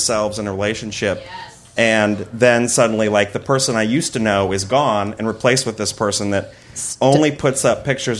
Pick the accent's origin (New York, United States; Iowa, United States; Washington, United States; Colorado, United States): Iowa, United States; moved away; I grew up in the Midwest